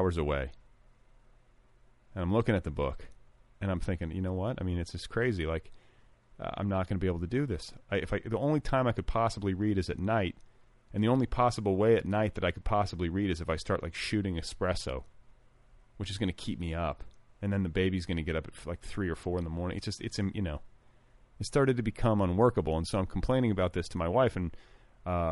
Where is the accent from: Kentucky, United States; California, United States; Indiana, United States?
Indiana, United States; moved away; also born or lived in Wisconsin; I'm from the Midwest. I'm from Wisconsin and Indiana. Indiana in particular, with its sort of southern bent.